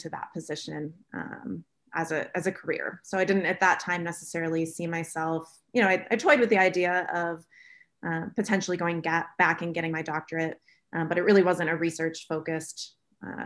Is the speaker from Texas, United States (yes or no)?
no; Florida, United States; moved away as an adult; also born or lived in Auburn, Alabama; from what I thought was a fairly culturally diverse city in Florida